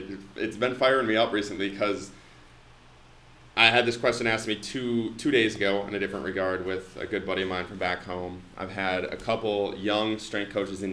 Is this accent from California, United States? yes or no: no; Foley, Minnesota, United States; I'm from Foley, a small little town